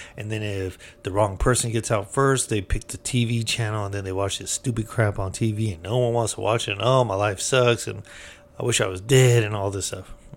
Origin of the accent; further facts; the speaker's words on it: United States; being American